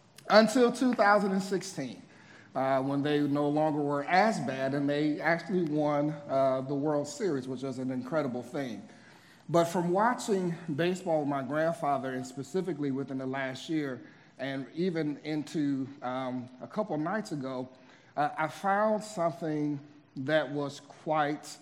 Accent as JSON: {"language": "English", "region": "Midwest", "country": "United States", "moved": "yes", "said": "I'm originally from the Midwest"}